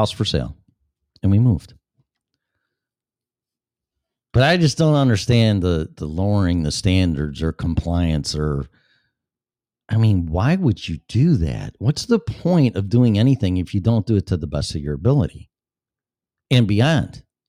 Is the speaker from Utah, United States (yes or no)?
no; Colorado, United States; That's the reason why I'm in Florida from Colorado. I was perfectly fine and content in Colorado until my employer, nothing on them, because all the businesses shut down.